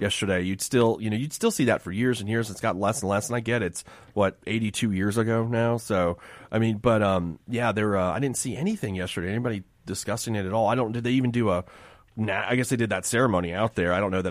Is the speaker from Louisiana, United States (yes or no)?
no; Miami, Florida, United States; moved away; I grew up in Miami